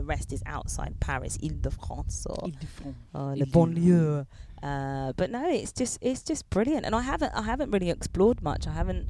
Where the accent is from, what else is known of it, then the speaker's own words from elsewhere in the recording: United Kingdom; you see, I'm proper British. I like to have my dinner at 6 p.m.